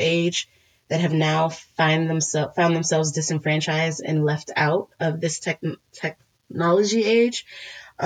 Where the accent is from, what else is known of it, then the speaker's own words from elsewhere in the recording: Washington, District of Columbia, United States; I was born in Washington, D.C.